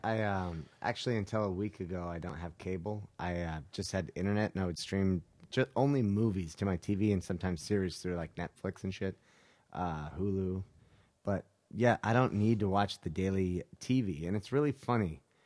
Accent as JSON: {"language": "English", "region": "Utah", "country": "United States", "tie": "born or raised there", "also_born_or_lived": "California", "moved": "yes", "said": "I grew up in Utah, right, as a little kid"}